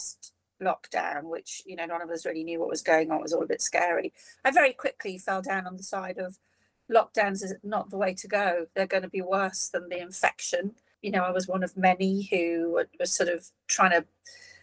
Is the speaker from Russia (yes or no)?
no; Shropshire, West Midlands, United Kingdom; also born or lived in Liverpool; I left when I was 7. My dad got a job in Shropshire. So that's a big county in the middle of the UK for all our American listeners. And it's a farming county. My dad wasn't a farmer. He just got a job in a supermarket chain. And we moved out of Liverpool when I was 7. So I grew up in quite a rural environment